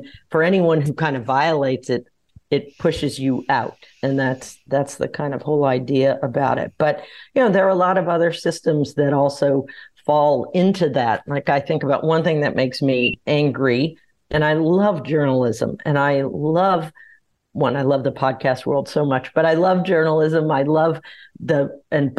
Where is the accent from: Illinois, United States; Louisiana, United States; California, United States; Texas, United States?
Louisiana, United States; New Orleans; I grew up in New Orleans